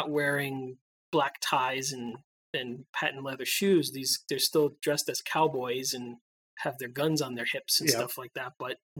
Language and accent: English; United States; we as Americans